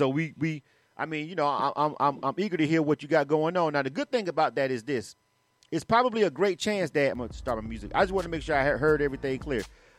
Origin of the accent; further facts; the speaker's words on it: Panama City, Florida, United States; now in Atlanta, United States; since I'm from somewhere else. I'm actually from Florida, but I've been here for 20 years.